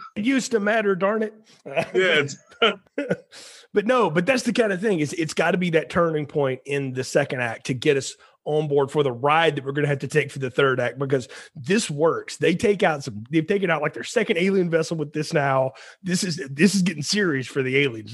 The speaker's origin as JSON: {"language": "English", "region": "Alabama", "country": "United States", "tie": "born or raised there", "said": "I grew up in Alabama"}